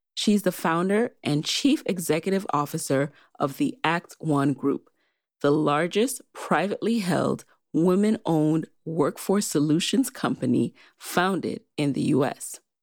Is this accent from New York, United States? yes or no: yes; New York City, New York, United States; I grew up in the Bronx